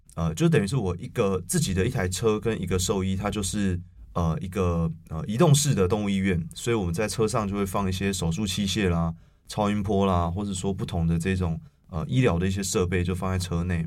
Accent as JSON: {"language": "Chinese", "region": "Taipei", "country": "Taiwan", "said": "我是一个台北人"}